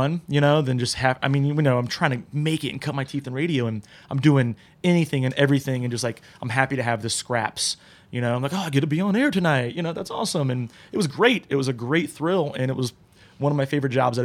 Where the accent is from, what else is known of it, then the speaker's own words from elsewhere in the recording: New Jersey, United States; now in Columbus, United States; I'm originally from New Jersey, so I went back to Jersey